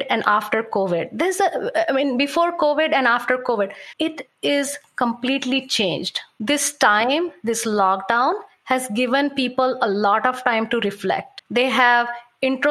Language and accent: English; India; moved away; I come from India